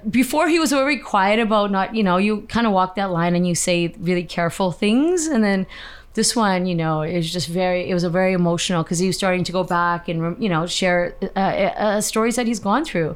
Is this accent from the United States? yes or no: no; Canada; I'm Canadian, born and raised here